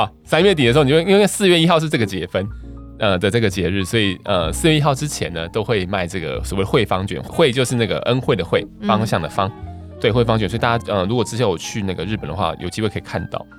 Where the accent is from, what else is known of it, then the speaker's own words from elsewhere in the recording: Taiwan; 像我们台湾这边，尤其台北这边开了很多那种寿司店嘛